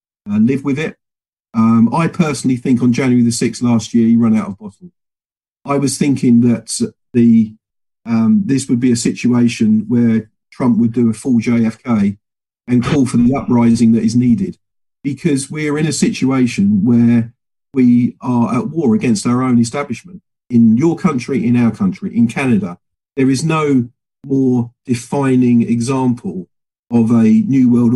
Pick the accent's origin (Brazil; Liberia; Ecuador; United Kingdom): United Kingdom; England; I'm a free Englishman